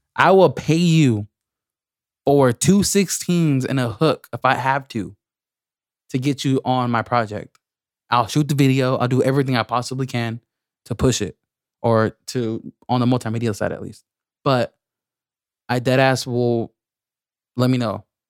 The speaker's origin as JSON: {"language": "English", "town": "Lemoore", "region": "California", "country": "United States", "said": "I'm from Lemoore"}